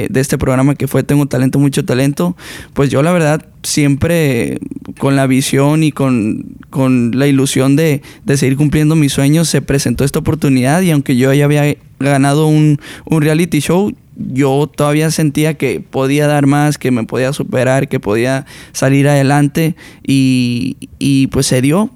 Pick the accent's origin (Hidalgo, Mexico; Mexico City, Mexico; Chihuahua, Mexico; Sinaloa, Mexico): Sinaloa, Mexico; yo soy una persona de Sinaloa, donde es como la raíz de la banda